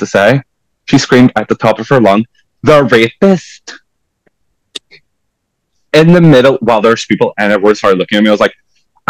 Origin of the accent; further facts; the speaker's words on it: Portugal; moved away as an adult; now in Belfast, United Kingdom; I was born in Portugal. I moved to Belfast in 2014, and I've been living in here ever since